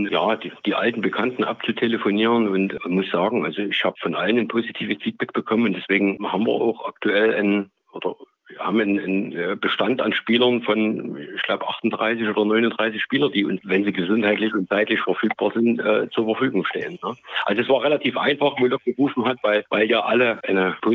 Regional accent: Grimma, Saxony, Germany; born there; also ich bin geboren in Grimma, gebürtiger Grimma, bin da auch heute wieder äh, wohnhaft.

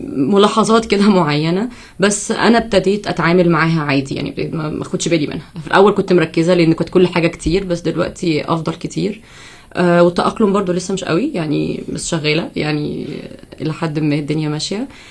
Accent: Egypt; moved away as an adult; now in United States; أول سنة ليا أعيش بره مصر

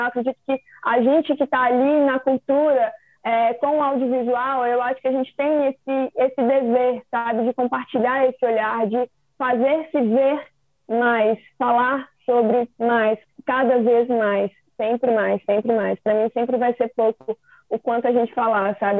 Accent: Minas Gerais, Brazil; Eu sou de Minas

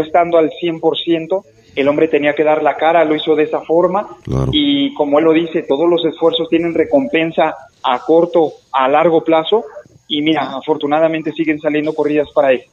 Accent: Mexico; yo como mexicano

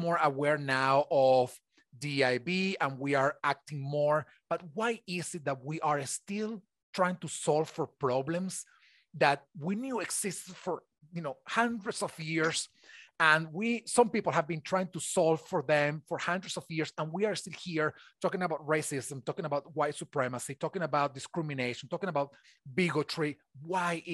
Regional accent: Venezuela; now in United States; I am originally from Venezuela, so I am an immigrant in the United States

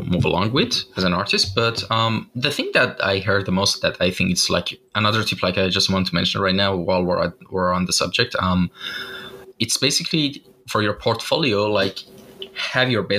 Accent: Iran; moved away; my home country, Iran

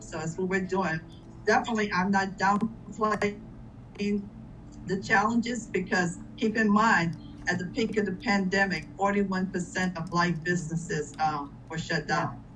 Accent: Louisiana, United States; now in Georgia, United States; I'm from Louisiana

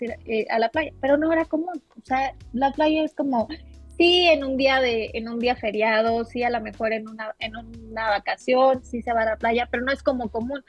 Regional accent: Mexico; moved away as an adult; also born or lived in Santo Domingo, Dominican Republic; yo nací aquí, soy mexicana. Eh, yo, estoy ahorita residiendo en Ciudad de México, 100% siento eh, mexicana. Aquí, aquí pues, aquí nací.

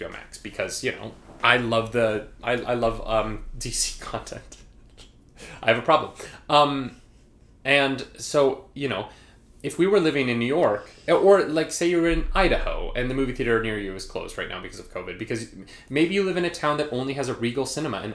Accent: Canada; We're Canadian.

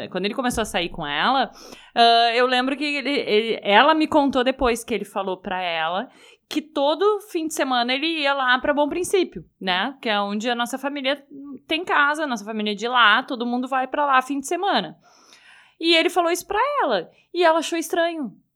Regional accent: Porto Alegre, Rio Grande do Sul, Brazil; a gente sempre morou em Porto Alegre, a gente nasceu aqui em Porto Alegre, mas os nossos pais são de lá.

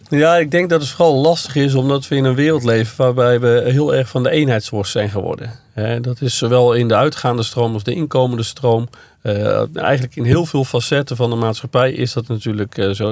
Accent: Veenendaal, Utrecht, Netherlands; Waar ik vandaan kom, Venendaal

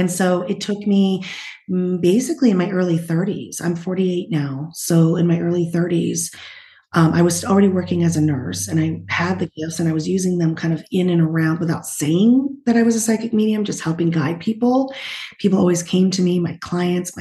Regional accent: New Hampshire, Vermont area, New England, United States; also born or lived in Utah; now in California, United States; I was originally from New Hampshire, Vermont area and moved to California

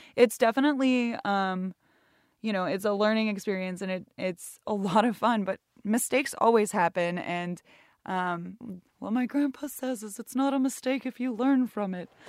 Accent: Sonoma County, north of the San Francisco Bay Area, California, United States; moved away as an adult; now in Seattle, United States; I am born and raised in the, uh, just north of the San Francisco Bay Area

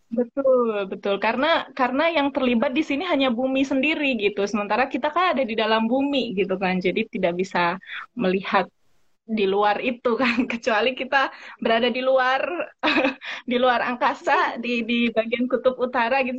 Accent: East Java, Indonesia; moved away; saya asalnya dari Jawa Timur

